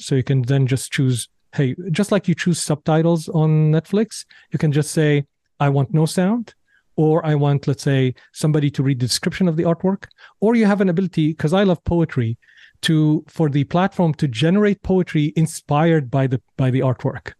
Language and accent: English; Damascus, Damascus Governorate, Syria; moved away; growing up in Syria, in Syria, people are very, very well read